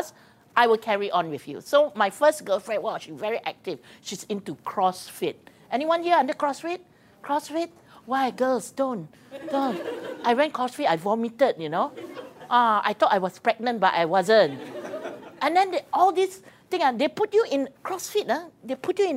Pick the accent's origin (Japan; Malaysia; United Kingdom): Malaysia; Penang; I'm from Penang